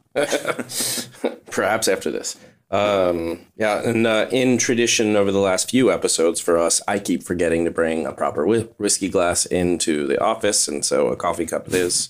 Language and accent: English; Kentucky, United States; I was born in Kentucky.